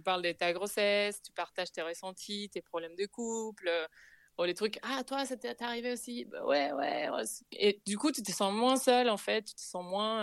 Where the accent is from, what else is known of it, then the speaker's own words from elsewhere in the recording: Buenos Aires, Argentina; French is a second language; moved away as an adult; now in Paris, France; chez moi, en Argentine